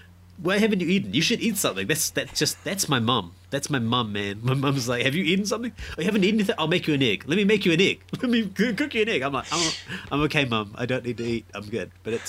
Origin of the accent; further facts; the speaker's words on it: Fiji; now in New Zealand; Growing up Indian, we're from Fiji, and I guess when you're in Fiji, crabs are more readily available than they are in New Zealand.